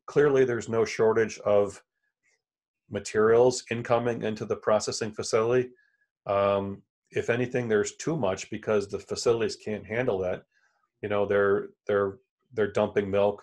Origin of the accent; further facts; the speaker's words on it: Elmira, New York, United States; moved away as an adult; also born or lived in Chicago area / Tennessee; now in Buffalo, United States; I'm from Elmira, which is central New York